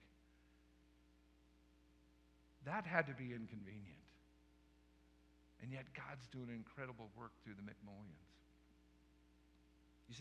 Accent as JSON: {"language": "English", "region": "Colorado", "country": "United States", "tie": "born or raised there", "also_born_or_lived": "Sublette, Kansas", "moved": "as an adult", "said": "I grew up in Colorado"}